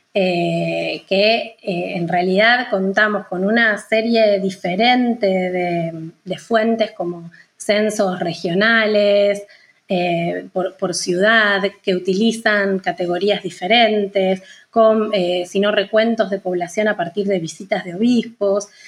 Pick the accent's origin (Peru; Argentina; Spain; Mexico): Argentina; Santa Fe; yo soy de Santa Fe, que es una, ciudad que queda a unos 500 kilómetros al norte de Buenos Aires